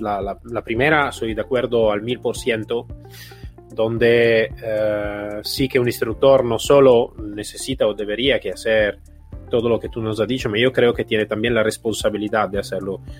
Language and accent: Spanish; Italy; Spanish is a second language; en mi país de origen, ejemplo en Italia